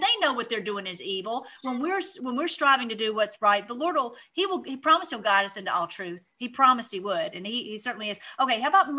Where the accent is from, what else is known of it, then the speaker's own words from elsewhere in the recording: Canada; I'm from Aunt Canada.